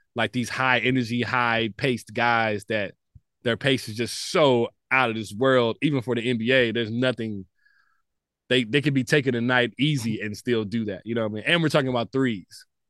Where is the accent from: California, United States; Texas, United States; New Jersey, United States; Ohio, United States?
Texas, United States; Dallas; I'm a kid from Southeast Dallas